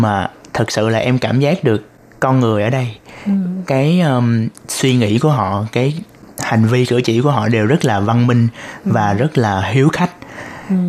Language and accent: Vietnamese; Ho Chi Minh City, Vietnam; moved away as an adult; now in Taiwan; Em đến từ thành phố Hồ Chí Minh của Việt Nam.